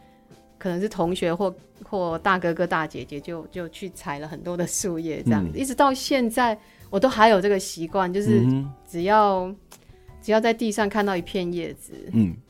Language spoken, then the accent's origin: Chinese; Minxiong, Chiayi County, Taiwan; 是是，我是原住民，